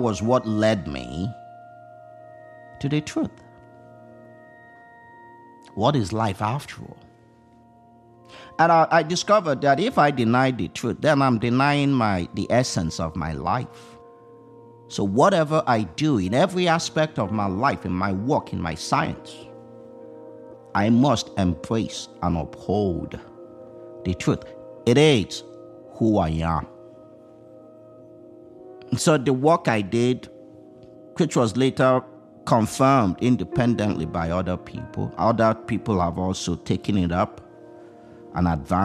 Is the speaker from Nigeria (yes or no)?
yes; Nigeria; now in United States; I did not grow up in the United States of America. I grew up in Nigeria